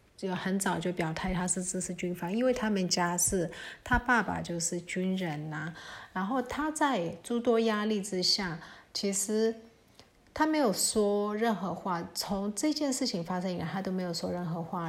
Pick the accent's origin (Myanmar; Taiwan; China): Myanmar; 我们缅甸人其实很习惯在泼水节的时候